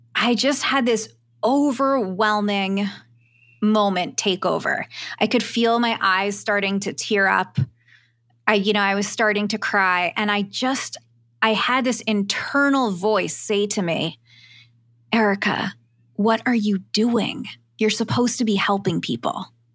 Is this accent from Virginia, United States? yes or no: no; Philadelphia, Pennsylvania, United States; moved away; back at home, I'm from Philly, three thousand miles away